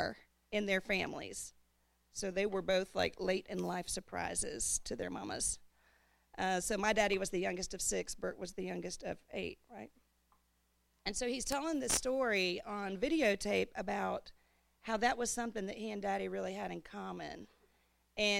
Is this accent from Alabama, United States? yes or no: yes; Huntsville, Alabama, United States; that group of people we grew up with in Huntsville